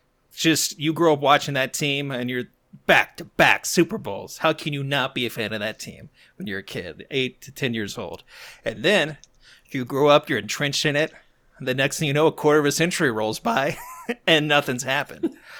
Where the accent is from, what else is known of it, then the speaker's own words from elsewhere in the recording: Texas, United States; Now, I grew up in Texas.